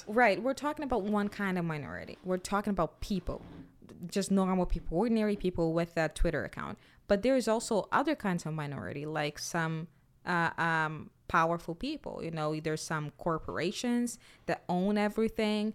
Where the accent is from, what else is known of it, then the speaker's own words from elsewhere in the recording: Brazil; now in United States; I'm from Brazil